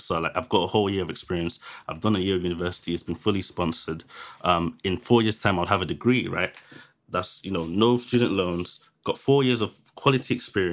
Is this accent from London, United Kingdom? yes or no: yes; London, United Kingdom; I lived in Thamesmead, which is where I grew up in Thamesmead